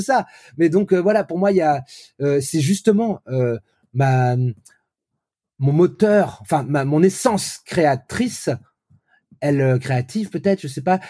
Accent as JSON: {"language": "French", "town": "Vannes", "region": "Brittany", "country": "France", "tie": "born or raised there", "said": "j'ai grandi dans cette France-là des années 80 où voilà à Vannes"}